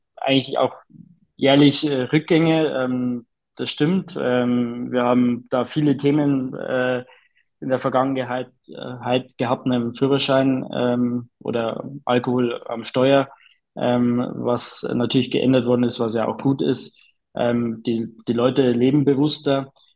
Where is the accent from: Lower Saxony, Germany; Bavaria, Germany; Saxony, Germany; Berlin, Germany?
Bavaria, Germany; bei uns in Bayern